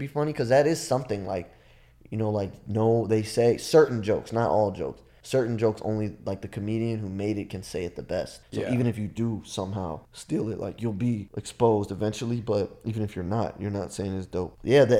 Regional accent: Nigeria; it was about when people find out I'm Nigerian, they're like, oh, I thought you were regular black.

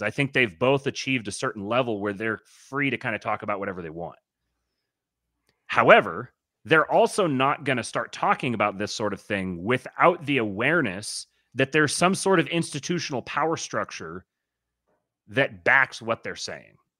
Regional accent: Seattle, Washington, United States; growing up in Seattle

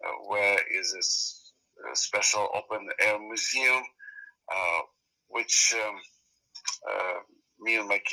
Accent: Zaporizhzhia, Zaporizhzhia Oblast, Ukraine; moved away as an adult; now in United States; I was born and grew up in Zaporizhia.

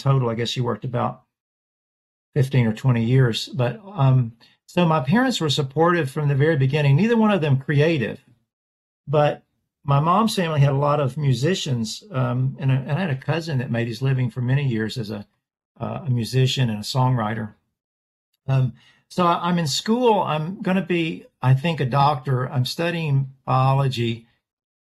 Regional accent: Nashville, Tennessee, United States; Born in Nashville, Tennessee. I am a sixth generation Nashvillian.

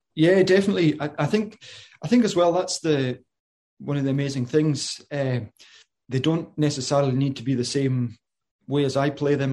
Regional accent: Isle of Lewis, Western Isles, Scotland, United Kingdom; moved away as an adult; I'm from the Isle of Lewis in the, in the Western Isles, the, or the Hebrides

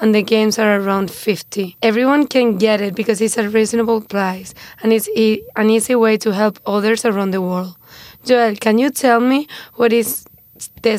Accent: Spain; moved away; I'm from Spain

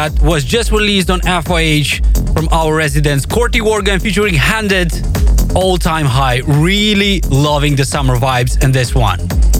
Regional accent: Moldova; the capital city of my home country of Moldova.

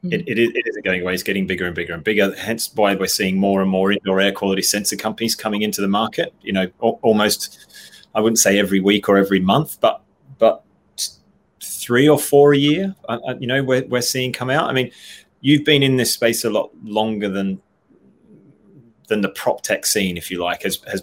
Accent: Australia; now in England, United Kingdom; I'm an Aussie

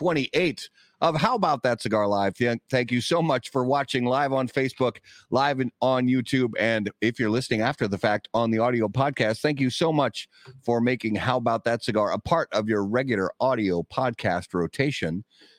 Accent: Indiana, United States; Growing up in Indiana, and I did watch a lot of college football when I was younger.

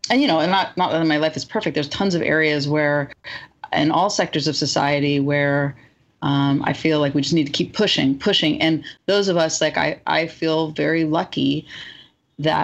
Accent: Marin County, California, United States; I'm from Marin County

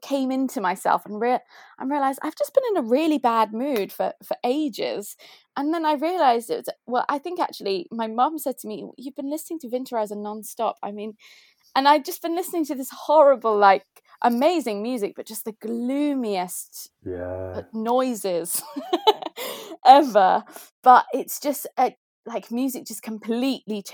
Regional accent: Faversham, South East England, United Kingdom; accent: very posh accent; I come from Kent. I come from a little, tiny little market town.

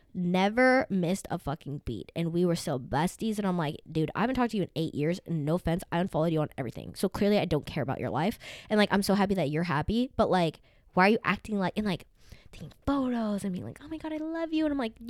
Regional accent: Arkansas, United States; Arkansas is like literally the very bottom. Mm-hmm. And I'm from there.

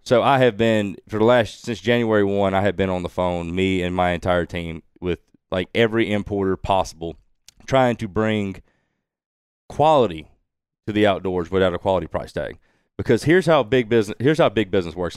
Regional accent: Woolmarket, Mississippi, United States; growing up in Wool Market

